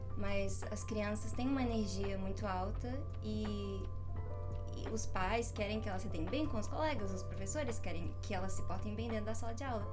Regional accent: Brazil; eu sou brasileira.

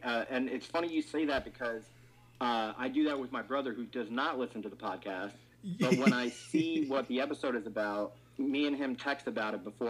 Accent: New Jersey, United States; Oh yeah, I'm from New Jersey. We're all Italian.

